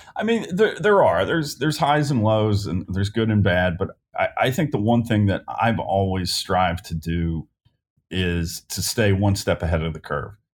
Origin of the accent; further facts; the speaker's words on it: Independence, Kentucky, United States; I grew up Northern Kentucky in Independence